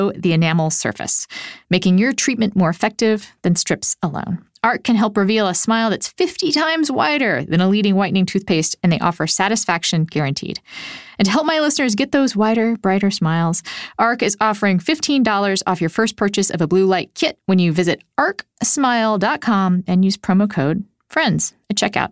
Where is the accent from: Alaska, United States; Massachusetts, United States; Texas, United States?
Texas, United States; also born or lived in Puerto Rico; now in Minnesota, United States; I lived most of my life in Texas. I was born in Puerto Rico